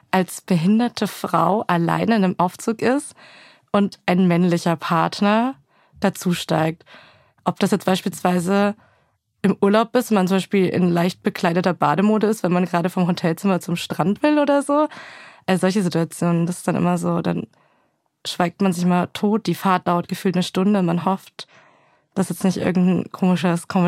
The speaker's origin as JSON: {"language": "German", "town": "Pegnitz", "region": "Bavaria", "country": "Germany", "tie": "born or raised there", "said": "Oh, es ist eine sehr kleine Stadt. Ich hoffe, die Leute sind da jetzt nicht diskriminiert, aber es ist eine Stadt, die heißt Pegnitz. Es gibt einen Fluss, der heißt Pegnitz."}